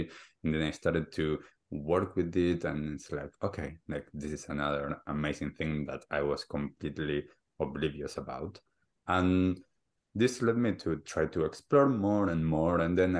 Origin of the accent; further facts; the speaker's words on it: Argentina; So I grew up in Argentina and I grew up as a typical kid, sports, school, socially awkward in some stages and different things like that.